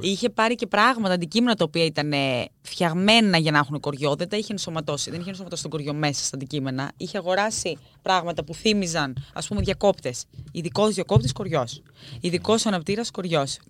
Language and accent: Greek; Greece; όσοι είμαστε και παιδιά τη επαρχία, έχουμε τέτοια βιώματα. Εγώ θυμάμαι μικρή να πηγαίνω στο χωριό μου